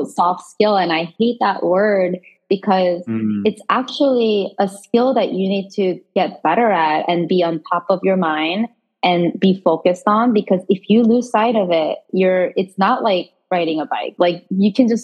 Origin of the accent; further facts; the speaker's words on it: South Korea; moved away; I was born and raised in Korea